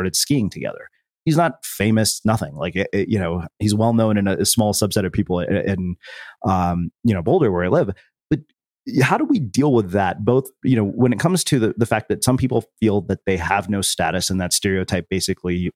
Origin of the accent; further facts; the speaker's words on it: India; I'm Indian